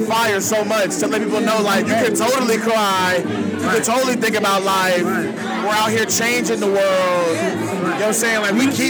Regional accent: Columbus, Ohio, United States; I'm from Columbus, Ohio.

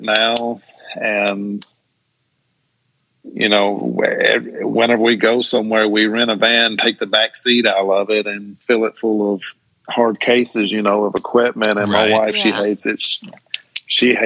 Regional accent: Tucker's Crossroads, Tennessee, United States; I grew up in the Tucker's Crossroads community

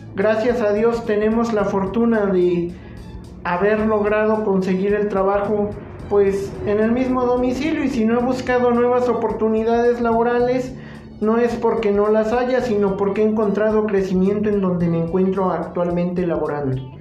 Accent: Jalacingo, Veracruz, Mexico; soy originario de Jalacingo, Veracruz y mi domicilio se encuentra en esa misma ciudad

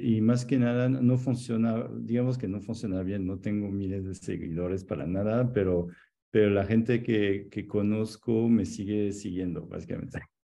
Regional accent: Annecy, Auvergne-Rhône-Alpes, France; moved away as an adult; also born or lived in Salt Lake City, Utah; Soy de Annecy, que es donde estoy ahora visitando mi mamá, pero en los Alpes

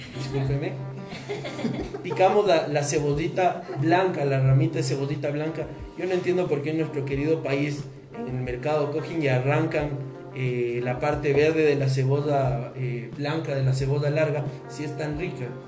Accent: Ecuador; nosotros los ecuatorianos nos caracterizamos por ser gente trabajadora

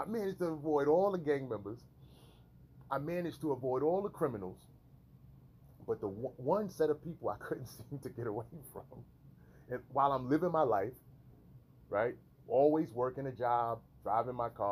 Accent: New York City, New York, United States; moved away as an adult; I was raised in New York City in an urban environment

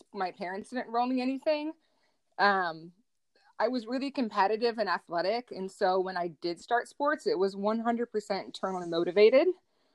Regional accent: Northwest Indiana, United States; I grew up in Northwest Indiana

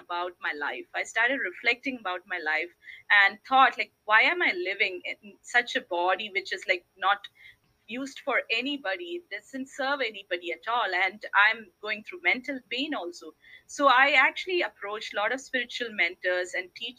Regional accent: India; I was born in India

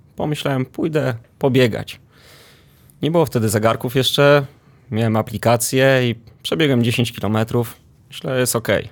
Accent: Warsaw, Masovian Voivodeship, Poland; Pochodzę z Ursynowa, dokładniej z Grabowa.

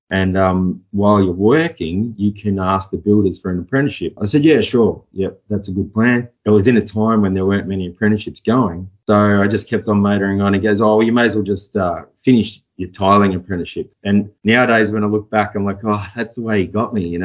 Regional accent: Echuca, Victoria, Australia; I grew up in Echuca, small country town on the border of the Murray River. So yeah, pretty small town. Just a town kid.

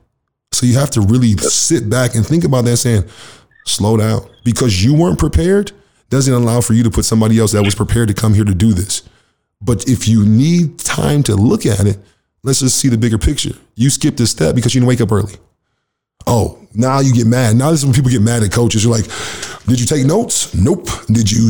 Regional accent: United States; now in Canada; I'm from the States

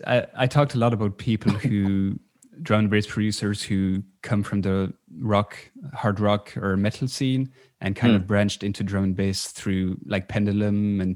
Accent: Belgium; I'm originally from Belgium.

